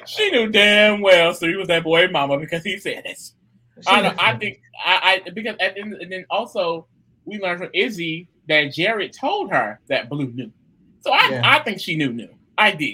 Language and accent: English; United States; I am American